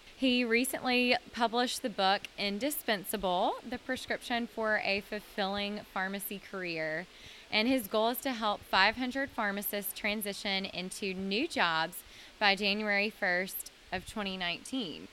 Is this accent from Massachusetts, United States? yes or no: no; Mississippi, United States; now in Nashville, United States; I'm from Mississippi